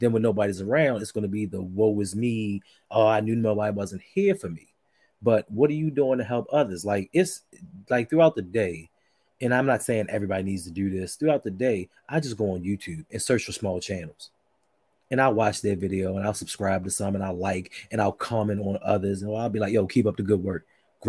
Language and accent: English; Baltimore, Maryland, United States; 21215, baby. 21215.